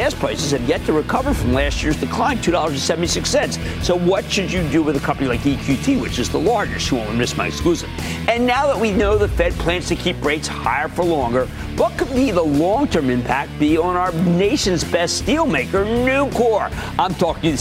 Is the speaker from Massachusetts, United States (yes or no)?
no; New Jersey, United States; my home state